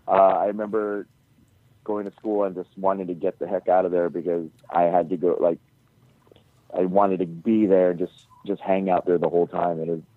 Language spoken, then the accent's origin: English; Hawaii, United States; moved away; also born or lived in Guam; I grew up in Hawaii.